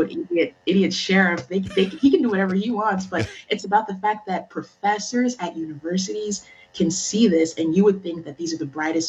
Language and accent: English; Maryland, United States; now in Pennsylvania, United States; I'm from Maryland